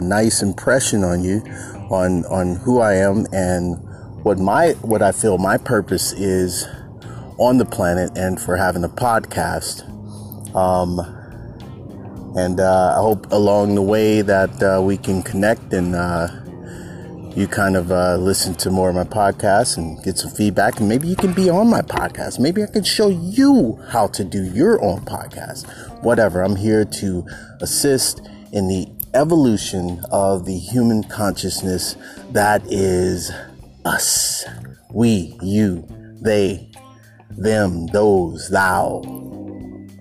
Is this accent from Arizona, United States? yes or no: no; San Francisco Bay Area, California, United States; moved away as an adult; also born or lived in Los Angeles / North Oakland; I'm originally from the Bay Area, but I moved.